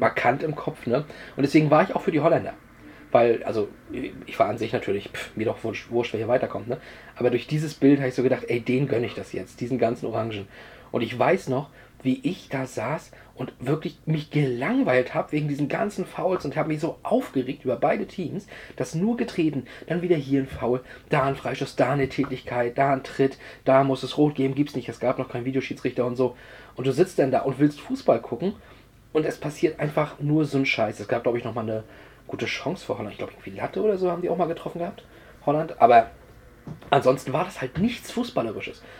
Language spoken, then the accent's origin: German; Mecklenburg-Vorpommern, Germany; Höhe Neubrandenburg, hier bei uns in MacPom